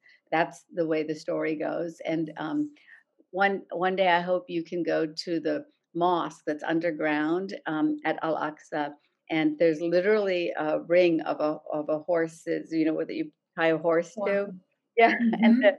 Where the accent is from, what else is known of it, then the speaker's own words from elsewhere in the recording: United States; also born or lived in India; I came to this country, the United States, as a young Muslim girl. I was just 4 years old. It was the summer of 1969. So I grew up in America